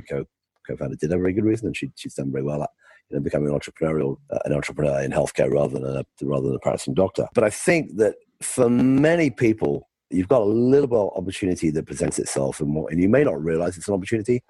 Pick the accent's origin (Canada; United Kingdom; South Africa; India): United Kingdom; moved away as an adult; also born or lived in London / California; I grew up in the UK, as you can tell by my, my accent.